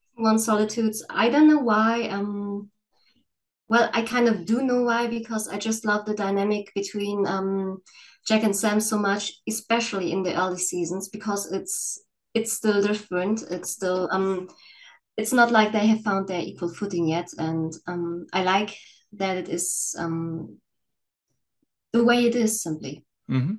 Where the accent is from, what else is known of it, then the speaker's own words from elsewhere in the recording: Northern Germany, Germany; I'm from Germany. Um, well, you all know the cliches about Germany, but I'm from the northern part of Germany